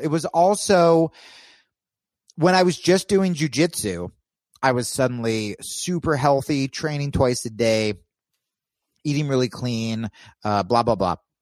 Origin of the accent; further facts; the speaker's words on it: New Jersey, United States; moved away as an adult; also born or lived in New York / Los Angeles; I grew up in Jersey